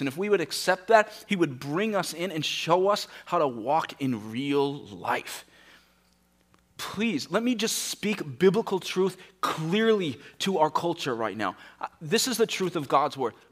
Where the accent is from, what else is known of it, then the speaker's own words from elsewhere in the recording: United States; we, as an American culture